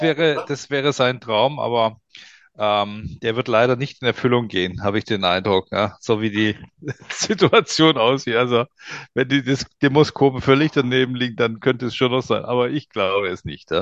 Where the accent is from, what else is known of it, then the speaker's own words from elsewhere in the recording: Swabia, Germany; now in Nuremberg, Germany; ich bin ja eigentlich Schwabe